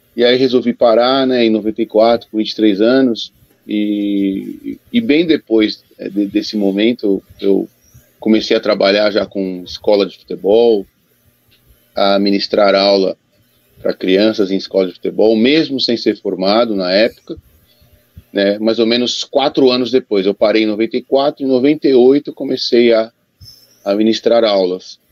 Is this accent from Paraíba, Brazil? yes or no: no; São Paulo, Brazil; como eu fui criado na Portuguesa de Esportes, porque meu pai jogou na Portuguesa de Esportes, eu morava na Zona Norte, muito perto da Portuguesa